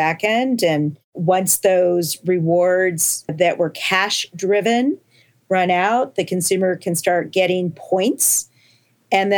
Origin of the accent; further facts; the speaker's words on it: Champaign, Illinois, United States; So I grew up in Champaign, Illinois